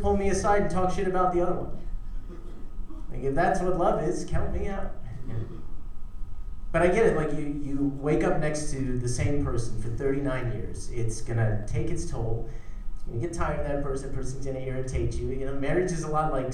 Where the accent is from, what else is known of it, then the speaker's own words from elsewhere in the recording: South Africa; moved away; I was born in South Africa